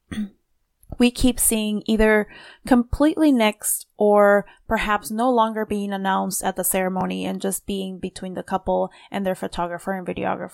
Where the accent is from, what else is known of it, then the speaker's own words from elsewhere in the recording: Peru; now in Midwest, United States; I'm from Peru